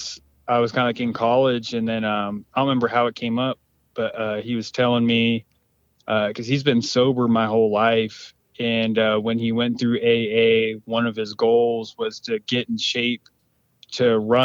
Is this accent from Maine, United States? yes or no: no; Spokane Indian Reservation, Eastern Washington, United States; Live on the Spokane Indian Reservation in Eastern Washington